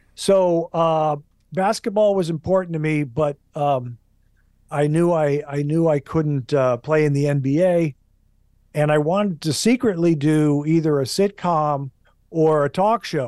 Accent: Hastings, Minnesota, United States; moved away as an adult; also born or lived in New Jersey; now in Los Angeles, United States; I grew up in Minnesota in the Midwest. My dad took a transfer from New Jersey

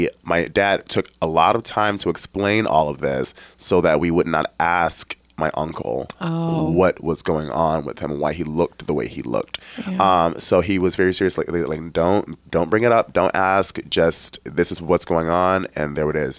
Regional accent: Detroit, Michigan, United States; I grew up in Detroit, Michigan

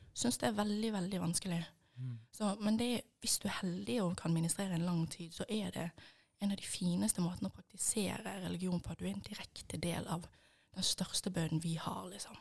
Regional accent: Bergen, Vestland, Norway; som dere sikkert hører, så er jeg fra Bergen. Eh, og oppvokst

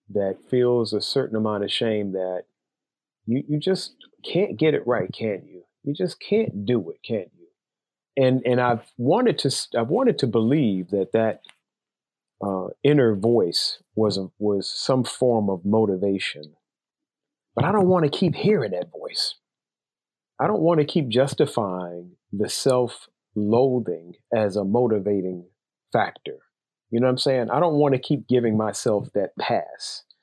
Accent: Chicago, Illinois, United States; moved away as an adult; now in Philadelphia area, United States; I'm originally from Chicago. I now live outside of Philadelphia, about 15 miles outside of Philadelphia.

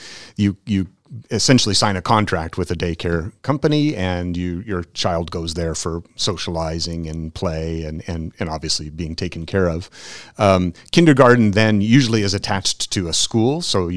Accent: United States; moved away as an adult; I'm originally an American, but I've lived abroad for 30 years working in international education, university and K-12.

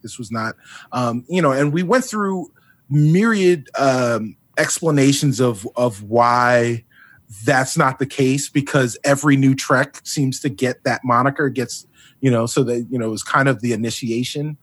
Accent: Long Island, New York, United States; also born or lived in South Bronx, New York; my parents and I, we, uh, we moved from the Bronx and, and wound up on Long Island in the eighties.

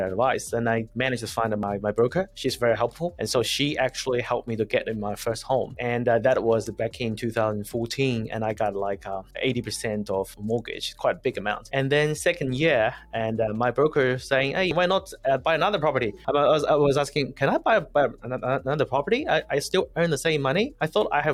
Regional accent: China; moved away as an adult; also born or lived in France / Cameroon; now in New Zealand; Originally, I'm from China and I studied in France

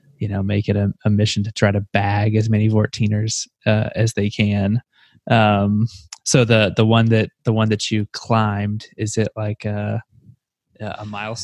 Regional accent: United States; I can't do the meters calculation off the top of my head because I'm an American.

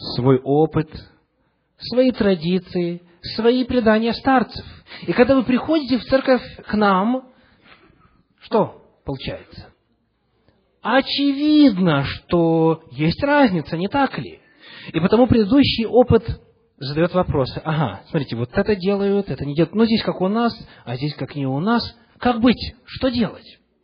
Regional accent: Western Ukraine, Chernivtsi Oblast, Ukraine; moved away; also born or lived in Russia / Seattle; Когда я рос в церкви на Западной Украине, в Черновицкой области

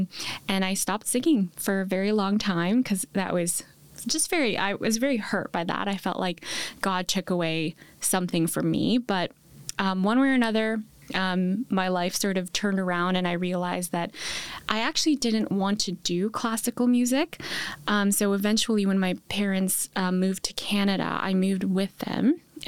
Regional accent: New York City, New York, United States; I'm also from New York City. So I went to high school in New York City.

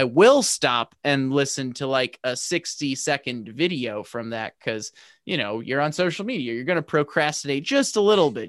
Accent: St. Louis, Missouri, United States; I'm from Saint Louis.

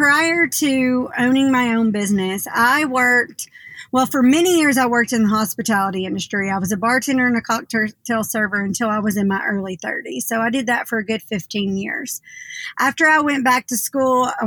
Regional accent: Hendersonville, Tennessee, United States; also born or lived in Bowling Green, Kentucky / California; I am a Sumner County native. I grew up in Hendersonville

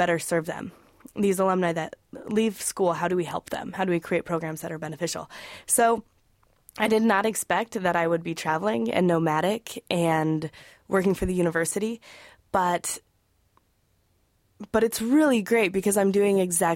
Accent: Wyoming, United States; I'm originally from Wyoming

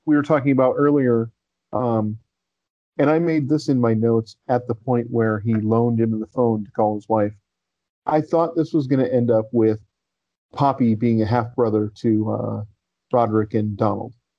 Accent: United States

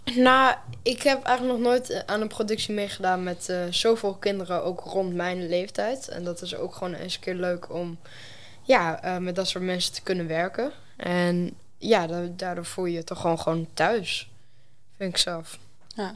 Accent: Enschede, Overijssel, Netherlands; ik kom uit Enschede, gewoon geboren. En ja, daar leef ik nu ook gewoon.

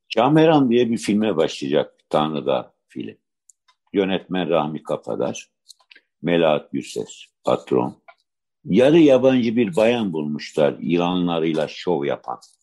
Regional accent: Adana, Turkey; ben Adanalıyım

